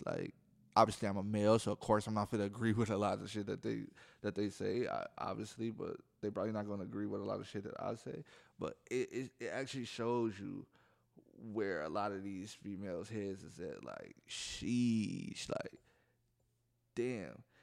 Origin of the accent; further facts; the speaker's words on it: Milwaukee, Wisconsin, United States; I'm from Milwaukee, Wisconsin, so if I say jack, that mean I'm ly-, I'm, I'm saying people lying.